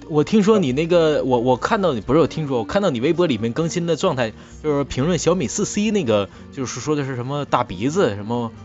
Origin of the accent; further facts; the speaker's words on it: Northeast China, China; 我们东北人呐，我们东北做的节目呢